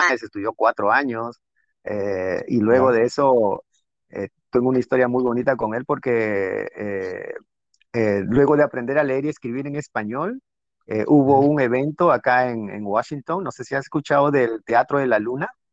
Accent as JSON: {"language": "Spanish", "country": "Peru", "moved": "yes", "lives_now": "United States", "said": "como peruano"}